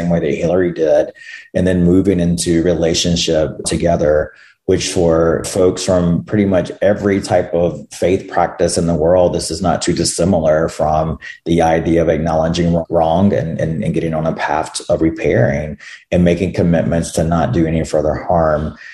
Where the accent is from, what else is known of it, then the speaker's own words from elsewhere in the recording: North Carolina, United States; North Carolina, which is where I'm from